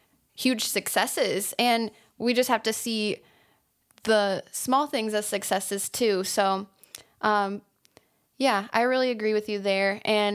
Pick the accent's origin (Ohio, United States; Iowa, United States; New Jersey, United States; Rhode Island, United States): Iowa, United States; from Iowa, my perspective is